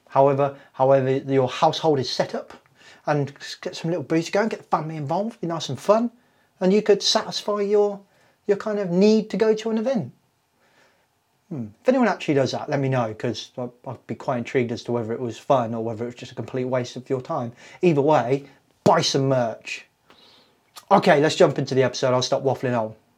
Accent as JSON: {"language": "English", "town": "Kettering", "region": "East Midlands", "country": "United Kingdom", "tie": "born or raised there", "said": "I was born in Kettering General Hospital in Northamptonshire on the 14th"}